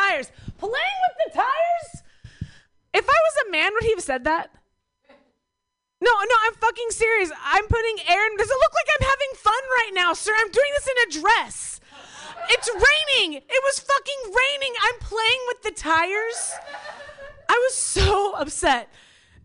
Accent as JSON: {"language": "English", "region": "Oklahoma", "country": "United States", "also_born_or_lived": "Bay Area", "moved": "yes", "lives_now": "Berkeley, United States", "said": "I'm from Oklahoma"}